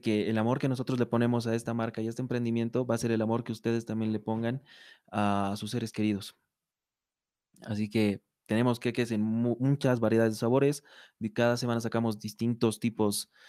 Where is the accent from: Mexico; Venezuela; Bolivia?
Bolivia; nosotros como bolivianos